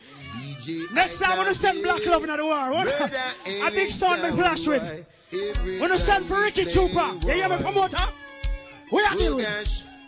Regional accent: Jamaica; I'm here to tell you, we come from Jamaica. You see, before I move to a place called Grandspan, we come from a place called Annatown, North Street.

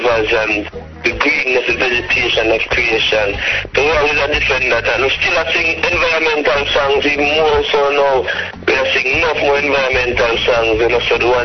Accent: Jamaica; Jamaica, reggae country

